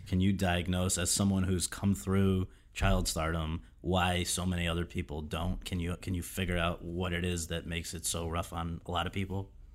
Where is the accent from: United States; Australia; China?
United States; Woodbridge, Connecticut; I'm from Woodbridge, Connecticut